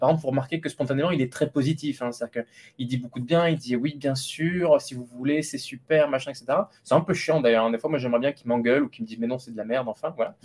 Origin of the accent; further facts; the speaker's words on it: Lot, Occitania, France; now in Paris, France; je viens du Lot